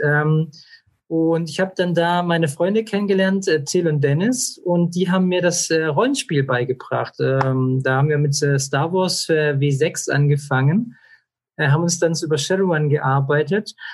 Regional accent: Esslingen, Baden-Württemberg, Germany; ich bin aufgewachsen in Esslingen in der Plinsau Vorstadt

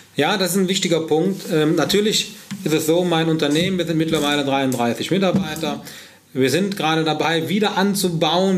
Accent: Heinsberg, North Rhine-Westphalia, Germany; wo ich herkomme, dann sage ich ganz klar, Heinsbe äh, Köln bei Heinsberg

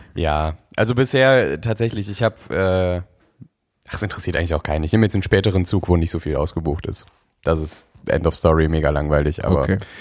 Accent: North Rhine-Westphalia, Germany; also born or lived in Berlin; ziehe ich das erste Mal seit ich bin aus NRW weg

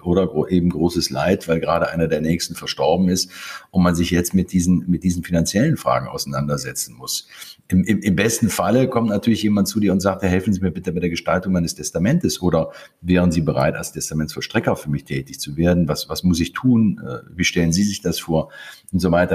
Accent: Krefeld, North Rhine-Westphalia, Germany; moved away as an adult; also born or lived in Konstanz; now in Lake Constance, Germany; ich bin in Krefeld geboren

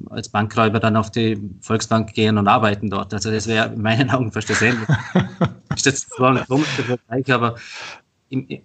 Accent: Vorarlberg, Austria; also bei uns in Vorarlberg ist es zum Beispiel ganz anders wie in Tirol

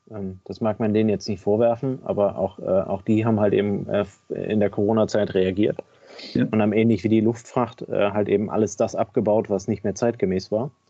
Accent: Kiel, Schleswig-Holstein, Germany; Ähm, als Kieler Jung, als Kieler Sprotte muss ich den natürlich abfeiern wie sonst was.

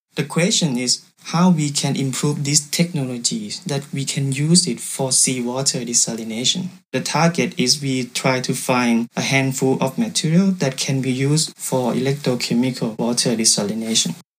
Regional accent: Thailand; English is a second language; moved away as an adult; now in Saarbrücken, Germany; I came from Thailand

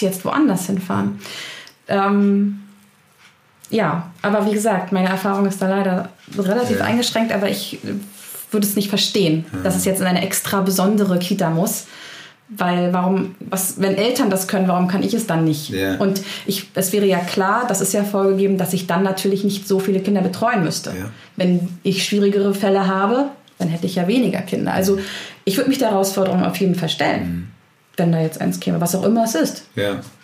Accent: Berlin, Germany; moved away as an adult; Ich selbst bin in Berlin aufgewachsen

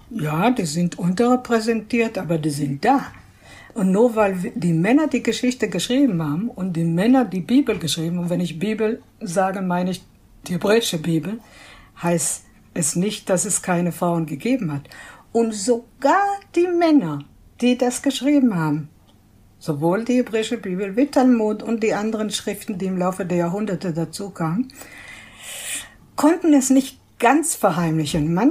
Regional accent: Israel; Denn ich bin gebürtige Israelin, zwar stammen meine Eltern aus äh, Stuttgart, aus Deutschland, aber ich bin in Israel aufgewachsen und ich weiß, wie das ist.

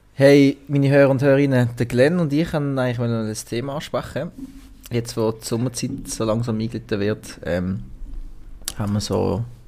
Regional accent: Switzerland; als Schweizer

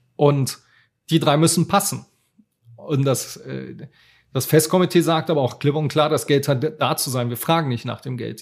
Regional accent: Cologne, North Rhine-Westphalia, Germany; accent: Rhenish; ich bin natürlich auch hier in Köln groß geworden

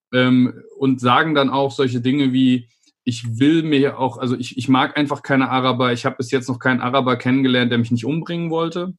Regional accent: Idar-Oberstein, Rhineland-Palatinate, Germany; ich bin in Ida Oberstein aufgewachsen

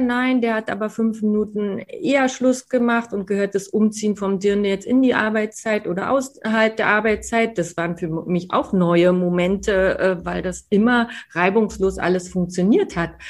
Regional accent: Berlin, Germany; now in Munich, Germany; als Berlinerin

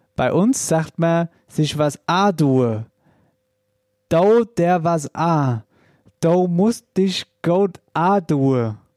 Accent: Wetterau, Hesse, Germany; bei uns in der Wetterau

